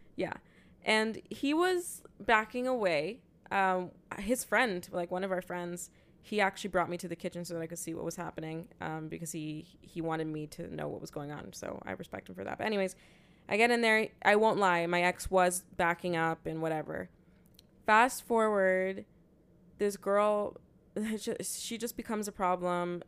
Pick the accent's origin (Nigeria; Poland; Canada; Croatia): Canada; Toronto, Ontario; we're from Toronto